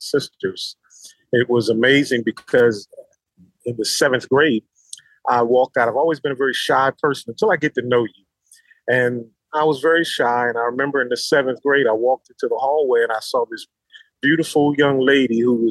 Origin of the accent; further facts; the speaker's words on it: Philadelphia, Pennsylvania, United States; now in North Carolina, United States; I currently live in North Carolina. I'm originally from Philadelphia, Pennsylvania